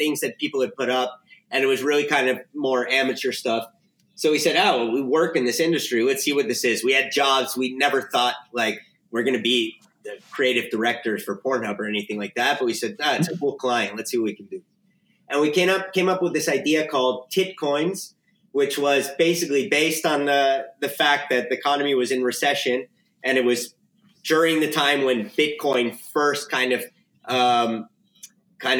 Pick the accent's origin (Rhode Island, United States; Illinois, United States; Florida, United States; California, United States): Florida, United States; Miami; moved away as an adult; now in Spain; So I'm originally from Miami, Florida